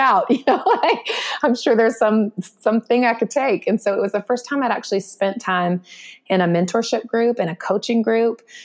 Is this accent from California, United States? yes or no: no; North Carolina, United States; in my home state of North Carolina when I was a little girl.